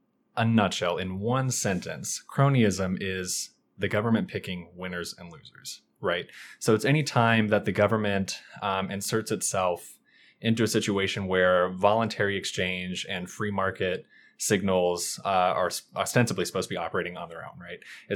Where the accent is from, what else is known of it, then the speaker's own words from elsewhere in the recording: Kentucky, United States; Sure. So I'm originally from Kentucky. I've lived in the Northern Virginia, D.C. area for about 5 years now.